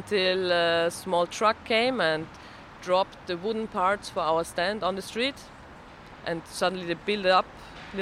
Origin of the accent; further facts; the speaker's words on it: Vienna, Austria; I'm from Vienna, from Austria, in Europe